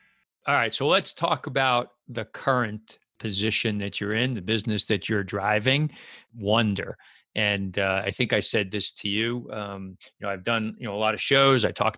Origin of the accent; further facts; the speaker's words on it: Westfield, New Jersey, United States; And you started this business in my town, my hometown here, Westfield, New Jersey.